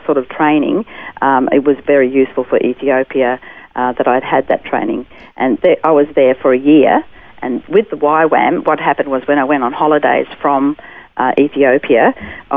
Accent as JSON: {"language": "English", "town": "Brisbane", "region": "Queensland", "country": "Australia", "tie": "born or raised there", "also_born_or_lived": "Africa", "said": "I was born in Brisbane"}